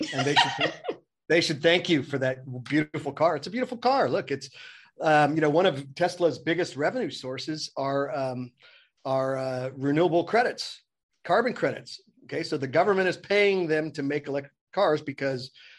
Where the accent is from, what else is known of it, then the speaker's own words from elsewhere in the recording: Oakland, California, United States; I'm from Oakland and from downtown Oakland, not a good part of town.